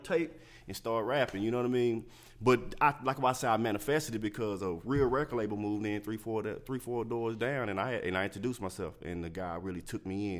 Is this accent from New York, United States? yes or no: no; Dallas, Texas, United States; I'm a native, born and raised